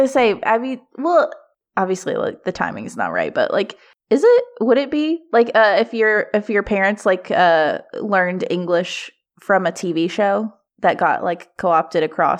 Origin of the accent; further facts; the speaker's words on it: Kentucky, United States; now in Baltimore, United States; I did grow up in like very rural Kentucky